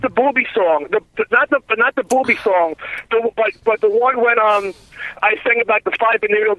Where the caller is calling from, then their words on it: New Jersey, United States; Hey, everybody. … from Jersey.